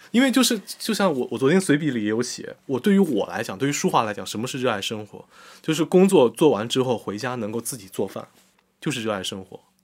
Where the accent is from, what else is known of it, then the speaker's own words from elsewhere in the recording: Jiaxing, Zhejiang, China; 我们家新那边有很多工厂